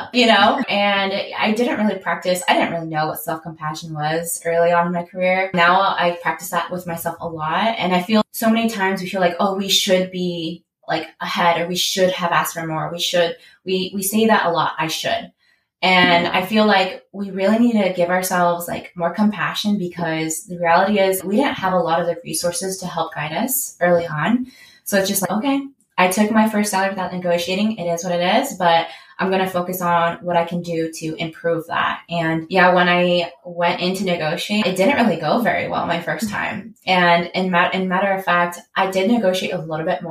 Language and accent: English; San Diego, California, United States; also born or lived in Davis, California; I'm originally from San Diego